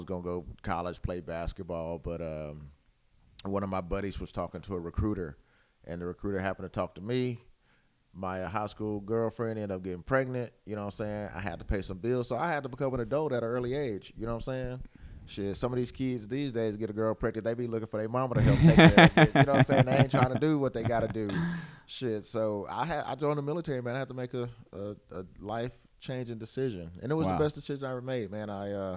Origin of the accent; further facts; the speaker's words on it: Rockdale, Texas, United States; also born or lived in Austin, Texas; I grew up in Rockdale, Texas.